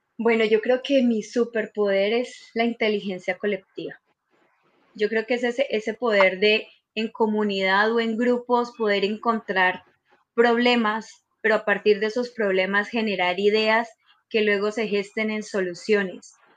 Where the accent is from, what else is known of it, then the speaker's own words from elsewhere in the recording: Colombia; moved away as an adult; now in Santiago, Chile; yo soy colombiana